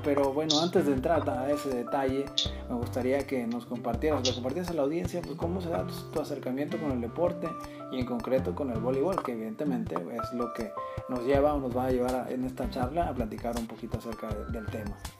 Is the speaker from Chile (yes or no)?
no; Mexico